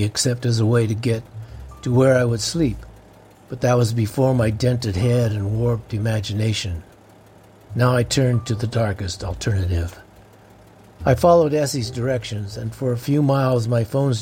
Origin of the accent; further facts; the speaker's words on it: Florence, Colorado, United States; I grew up in the small town of Florence, Colorado, which is south